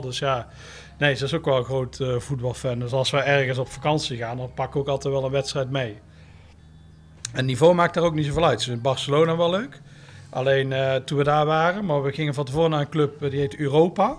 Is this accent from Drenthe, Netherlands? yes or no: no; Tilburg, North Brabant, Netherlands; ik kom uit Tilburg